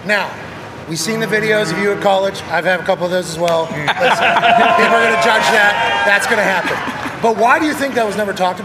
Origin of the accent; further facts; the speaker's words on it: Pittsburgh, Pennsylvania, United States; I grew up in Pittsburgh.